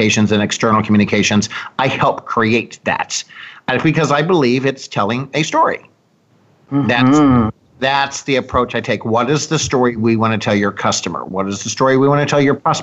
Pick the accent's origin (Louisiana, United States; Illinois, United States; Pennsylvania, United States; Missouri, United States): Missouri, United States; Columbia; moved away as an adult; also born or lived in Washington, D.C.; now in Naples, United States; I'm from Columbia, Missouri originally.